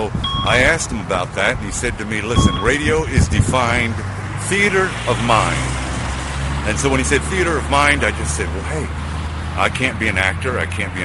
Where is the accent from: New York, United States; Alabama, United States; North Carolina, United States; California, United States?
New York, United States; New York City; I was born and raised in Brooklyn, New